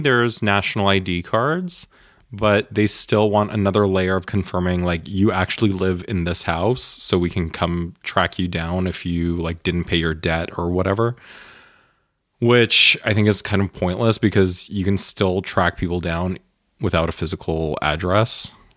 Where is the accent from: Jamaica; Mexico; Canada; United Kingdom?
Canada; now in Germany; I grew up in Canada